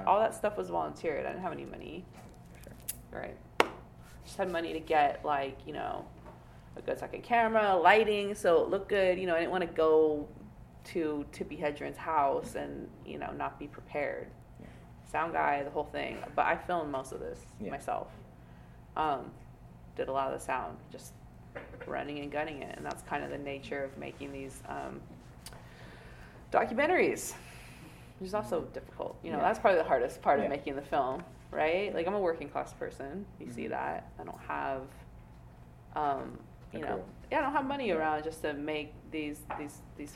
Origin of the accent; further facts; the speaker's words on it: Portland, Oregon, United States; moved away as an adult; now in New York City, United States; I grew up in Portland, Oregon, which is very white